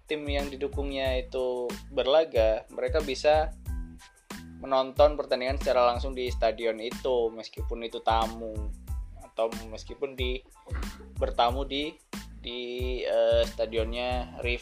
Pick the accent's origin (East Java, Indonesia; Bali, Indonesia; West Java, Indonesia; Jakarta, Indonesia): East Java, Indonesia; Surabaya; aku dari Surabaya sih jadi jadi uh, kurang kurang bisa mengetahui situasi yang ada di di sana